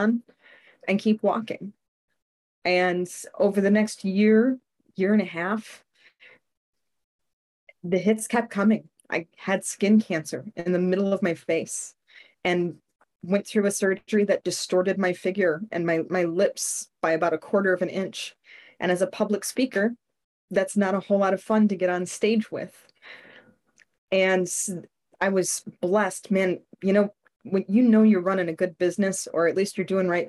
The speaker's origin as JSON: {"language": "English", "town": "Chicago", "region": "Illinois", "country": "United States", "also_born_or_lived": "Austin", "said": "we moved from Austin back to Chicago"}